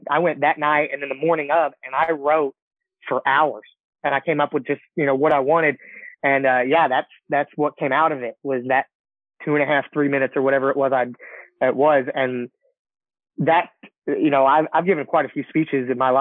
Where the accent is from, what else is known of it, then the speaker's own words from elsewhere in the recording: Goldthwaite, Texas, United States; also born or lived in Gatesville, Texas; I graduated from Goldthwaite.